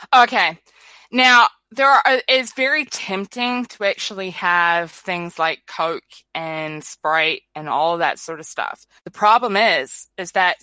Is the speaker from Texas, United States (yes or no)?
no; California, United States; now in New Zealand; I was born in California